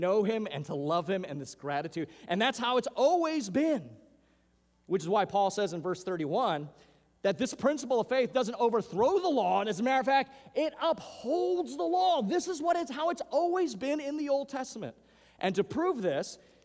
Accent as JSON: {"language": "English", "region": "Hawaiian Islands", "country": "United States", "tie": "born or raised there", "moved": "yes", "said": "Growing up in the Hawaiian Islands"}